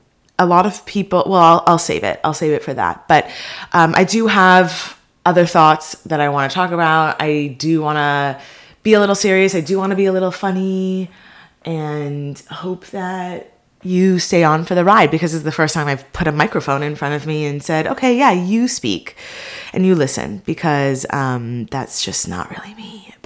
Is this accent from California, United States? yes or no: yes; Beverly Hills, California, United States; now in Los Angeles, United States; that I'm Jewish, I'm living in LA, that I grew up in Beverly Hills, you know, that I'm just a first generation American.